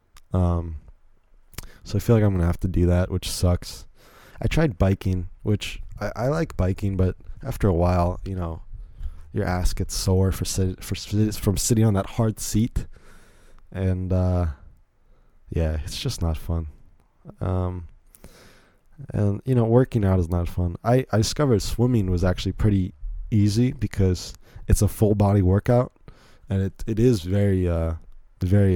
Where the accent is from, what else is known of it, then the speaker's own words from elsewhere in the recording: Virginia, United States; I grew up here in Virginia my whole life. So I don't really have an accent like